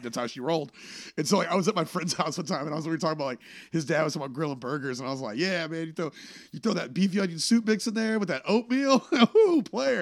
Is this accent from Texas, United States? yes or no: yes; Texas, United States; moved away as an adult; also born or lived in Boston; when I first flew back to, back to Texas, I did a show at my hometown